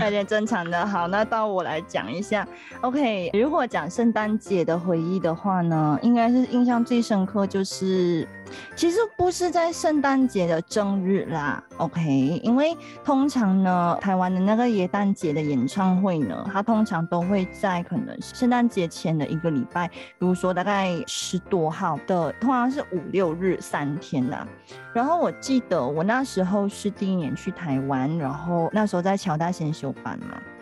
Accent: Malaysia; 我们是马来西亚人嘛，就一年四季嗯。都是夏天

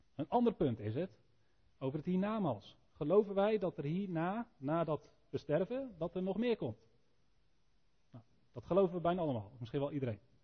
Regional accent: Elspeet, Gelderland, Netherlands; Nou, ik kom uit Elspeet

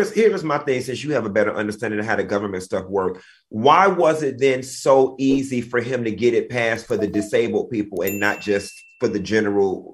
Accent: Miami, Florida, United States; I'm from Miami

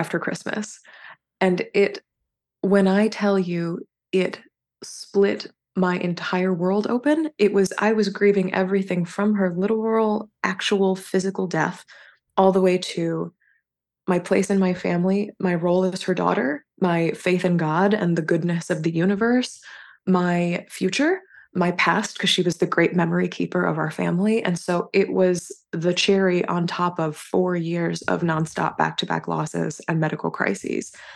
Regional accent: North Carolina, United States; moved away as an adult; I grew up and spent the first, uh, twenty-one years of my life in North Carolina.

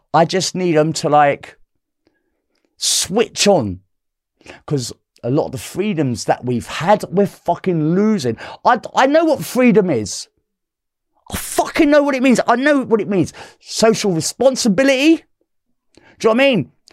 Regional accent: London, United Kingdom; I'm from South London

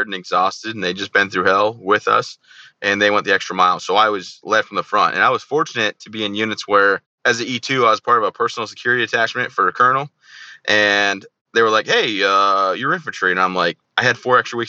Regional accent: Michigan, United States; I grew up in Michigan where I'm from, hometown, everything like that.

